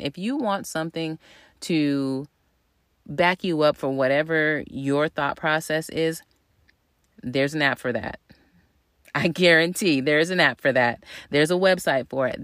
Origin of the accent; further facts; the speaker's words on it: the South, United States; moved away; we're both from the South